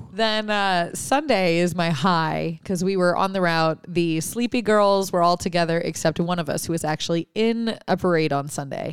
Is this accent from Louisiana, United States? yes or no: yes; Louisiana, United States; I'm from Louisiana